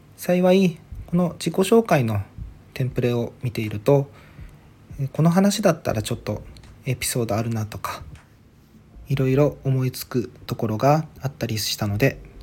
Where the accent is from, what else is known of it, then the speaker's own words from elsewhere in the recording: Ishigaki, Okinawa, Japan; now in Okinawa Island, Japan; 出身地沖縄県の石垣島生まれで現在は沖縄本島に在住です